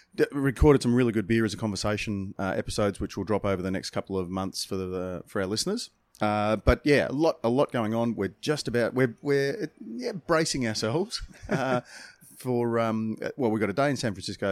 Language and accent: English; Australia; we're from Australia.